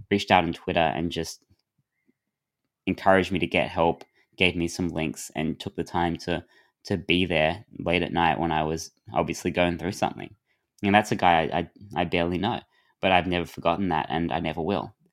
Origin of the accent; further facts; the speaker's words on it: Adelaide, South Australia, Australia; But because I grew up in Adelaide, where the beaches are so bad